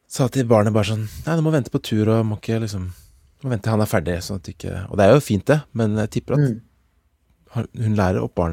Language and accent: Norwegian; Norway; som nordmenn